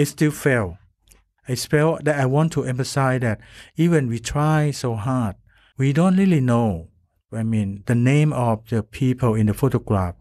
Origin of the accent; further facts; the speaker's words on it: Thailand; I come from Thailand